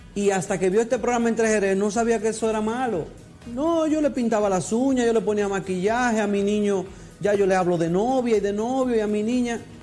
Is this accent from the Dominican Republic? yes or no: yes; Dominican Republic; somos como dominicanos